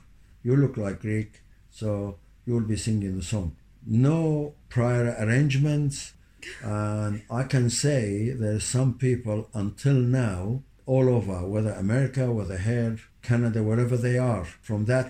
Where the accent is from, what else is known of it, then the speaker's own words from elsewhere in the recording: Kirkuk, Kirkuk Governorate, Iraq; English is a second language; moved away as an adult; also born or lived in Baghdad, Iraq / Saudi Arabia; now in London, United Kingdom; I was born in Kirkuk, Iraq. My father was from Diyari in Hakkari and my mother was Bilweta. Both areas are in Turkey. I started my primary school in Kirkuk.